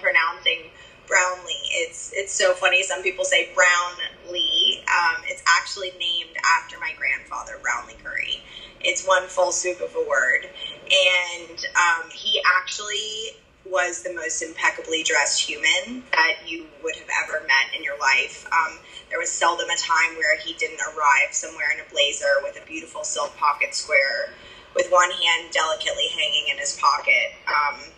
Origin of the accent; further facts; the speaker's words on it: Nashville, Tennessee, United States; I am from Nashville